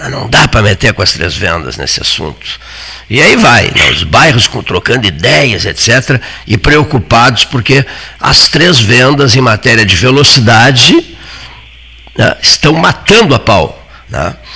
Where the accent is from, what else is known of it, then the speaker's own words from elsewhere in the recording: Pelotas, Rio Grande do Sul, Brazil; Nós, fraga nós fragatenses